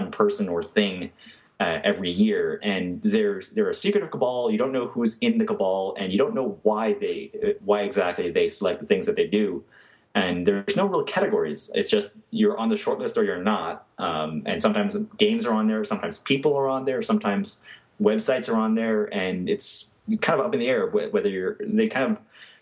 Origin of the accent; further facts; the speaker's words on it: New York, United States; I'm from New York.